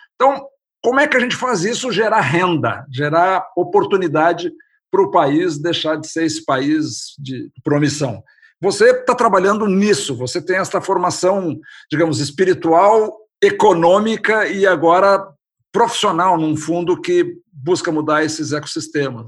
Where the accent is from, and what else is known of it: Brazil